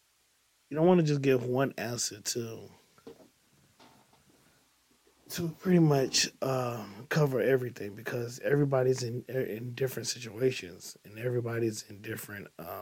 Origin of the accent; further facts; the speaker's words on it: East St. Louis, Illinois, United States; I'm from the East St. Louis area